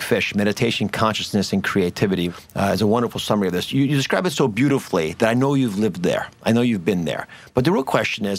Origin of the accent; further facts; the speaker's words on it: Delaware, United States; I grew up in Delaware, so I'm from the same area.